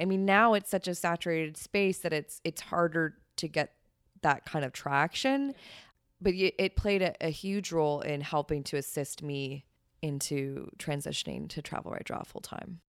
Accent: Ontario, Canada; moved away as an adult; now in New York, United States; I'm from Canada

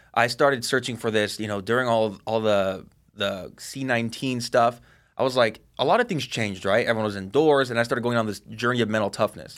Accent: Seattle, Washington, United States; also born or lived in Bellevue, Washington / Monroe, Washington; born and raised in Seattle

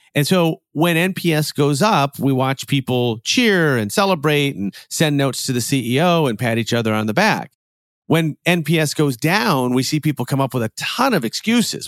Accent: Chicago, Illinois, United States; I'm a Chicagoan

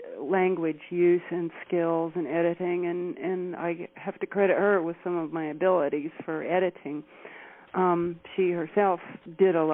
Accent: Chapel Hill, North Carolina, United States; I grew up in Chapel Hill, North Carolina. I'm a local girl down there

